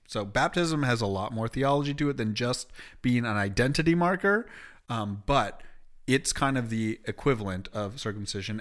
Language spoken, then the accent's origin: English; Canada; moved away; also born or lived in Springfield, Illinois; being Canadian.